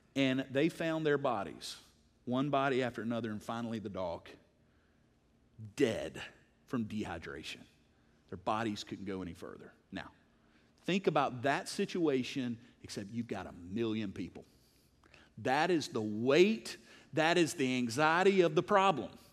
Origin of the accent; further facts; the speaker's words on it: United States; I love being an American